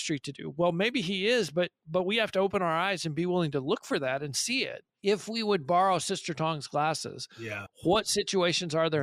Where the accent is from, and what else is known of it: California, United States; also born or lived in Papua New Guinea